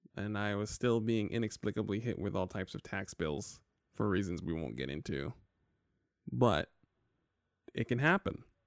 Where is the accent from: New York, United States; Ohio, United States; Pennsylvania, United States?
New York, United States; I'm from New York